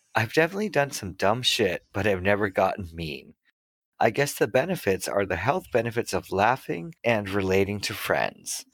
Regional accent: Massachusetts, United States; I'm from Massachusetts

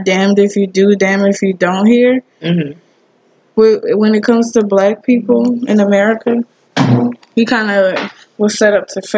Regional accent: United States; we're American

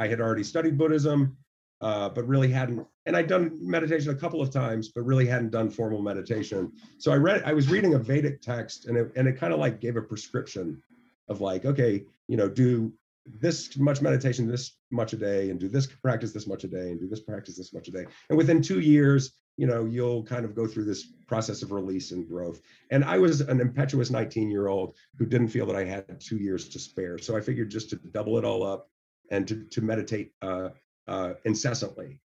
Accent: the South, United States; I come from the South, and so I had to navigate a lot of the evangelical kind of thought process

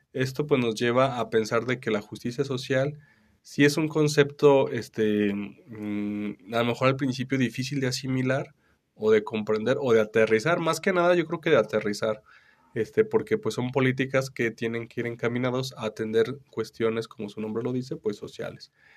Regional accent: Mexico; nosotros, este, como mexicanos

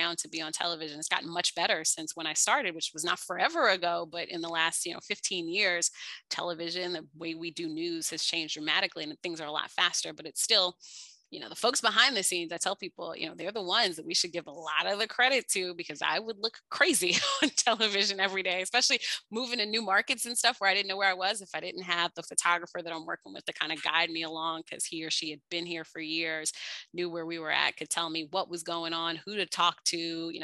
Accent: Washington, District of Columbia, United States; growing up in Washington, D.C.

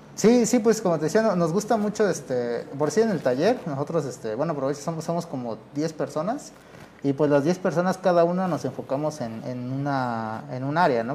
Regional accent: San Martín Tilcajete, Oaxaca, Mexico; tanto mi abuelo, mi padre y yo, pues somos este, originarios de San Martín Tilcajete

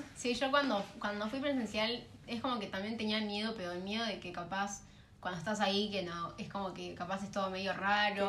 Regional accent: southern zone of Greater Buenos Aires, Buenos Aires Province, Argentina

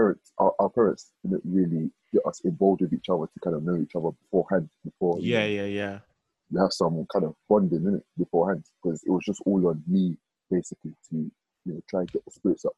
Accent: Nigeria; because I'm from the Ekwere tribe in Nigeria, which is kind of, let's just say, a spin-off from the Igbo tribe, but it's not really Igbo.

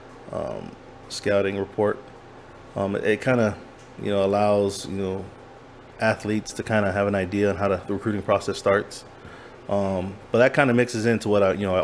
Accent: California, United States; moved away; also born or lived in Virginia / Hawaii; I grew up in California.

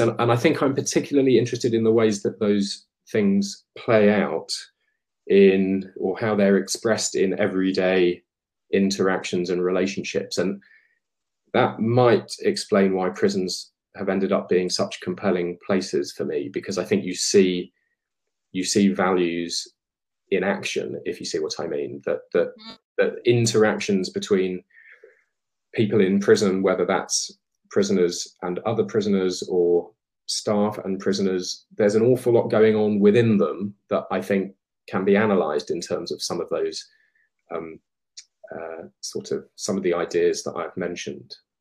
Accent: Colchester, East of England, United Kingdom; where I grew up in Colchester

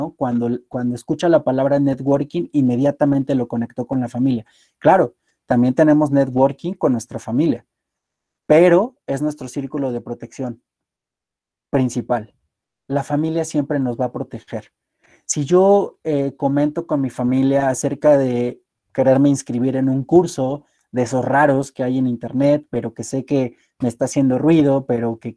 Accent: Apizaco, Tlaxcala, Mexico; also born or lived in Puebla; Yo soy originario de Apizaco y me encanta. Viví muchos años en Apisaco, estudié en la ciudad de Puebla y posteriormente por mis actividades laborales he estado viviendo eh, en más de siete estados de la República.

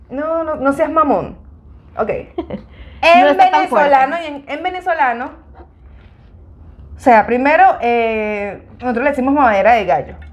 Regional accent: North, Mexico; soy norteña, entonces mis características son diferentes, pero igual, soy mexicana. Y además mi acento es totalmente diferente, aunque ahorita yo lo tengo bastante neutral por lo mismo que me llevo con venezolano

